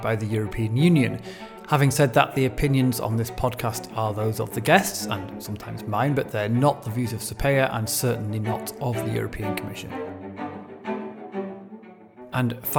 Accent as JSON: {"language": "English", "country": "United Kingdom", "said": "I'm British"}